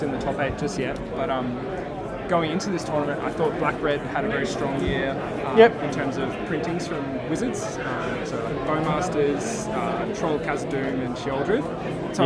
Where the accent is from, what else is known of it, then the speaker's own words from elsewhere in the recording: Canberra, Australian Capital Territory, Australia; now in Sydney, Australia; I grew up in Canberra